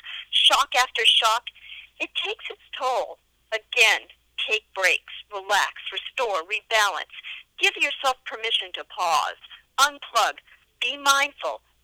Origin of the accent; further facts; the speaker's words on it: New York, United States; I was born and bred in New York.